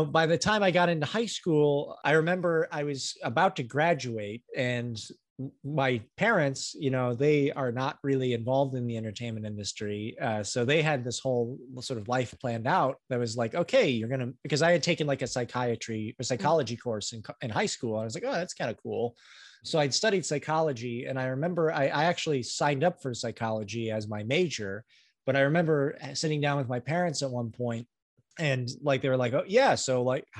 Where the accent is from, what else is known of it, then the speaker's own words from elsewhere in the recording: Greenwood, Indiana, United States; we grew up in Greenwood, Indiana